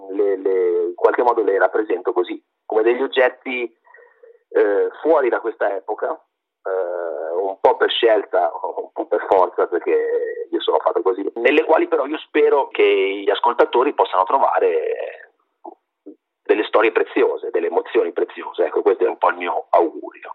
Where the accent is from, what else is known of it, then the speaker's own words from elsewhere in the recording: Sarzana, Liguria, Italy; now in Massa, Italy; io vengo da una zona, io sono di Sarzana, in Liguria, ma al confine con la Toscana, vivo a Massa